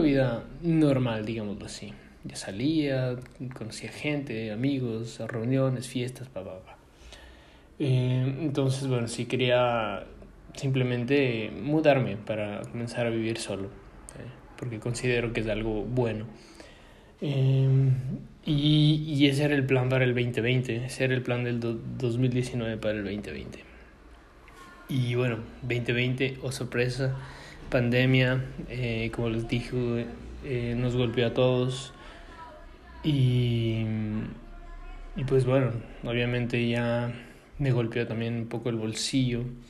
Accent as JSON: {"language": "Spanish", "country": "Ecuador", "moved": "yes", "said": "nosotros que venimos de Ecuador, países latinos que necesitamos visa para casi todo lado"}